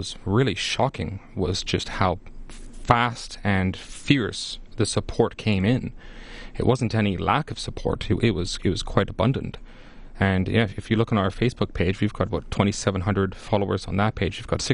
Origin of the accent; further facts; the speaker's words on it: Edmonton, Alberta, Canada; I'm born and raised in Edmonton